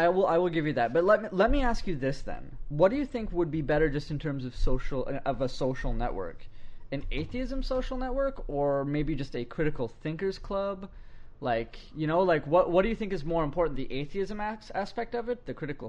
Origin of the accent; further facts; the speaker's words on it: Canada; I'm glad I'm a Canadian.